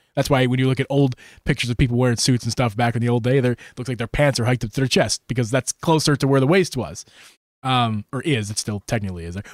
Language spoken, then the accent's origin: English; United States; as an American